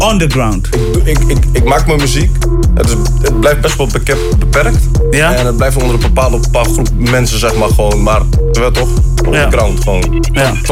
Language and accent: Dutch; Amsterdam, North Holland, Netherlands; now in Groningen, Netherlands; ik ben geboren in Amsterdam.